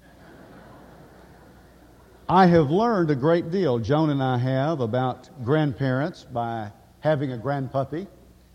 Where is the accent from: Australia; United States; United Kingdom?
United States; Woodbury, Tennessee; now in Henderson, United States; I am a native of Middle Tennessee. I am from Woodbury and very proud of it